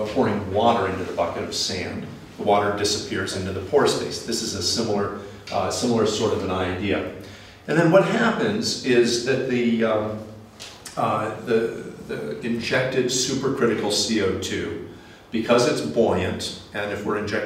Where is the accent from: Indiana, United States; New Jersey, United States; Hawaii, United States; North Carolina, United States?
Indiana, United States; I'm from Indiana, and that's right here.